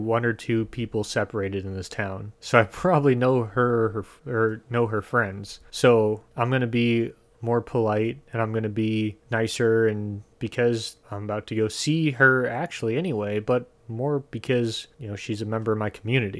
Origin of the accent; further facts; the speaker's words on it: Midwest, United States; I'm from the Midwest.